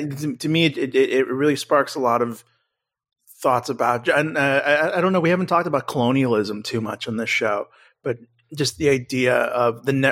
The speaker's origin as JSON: {"language": "English", "country": "United States", "said": "as an American, that definitely has memory"}